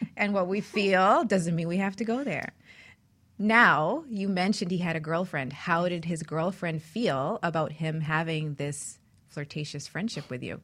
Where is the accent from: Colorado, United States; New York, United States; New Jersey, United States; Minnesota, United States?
New York, United States; New York City; I grew up in New York City